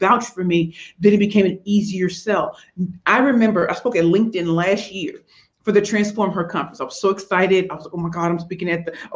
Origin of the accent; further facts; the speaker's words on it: United States; I'm American in Canada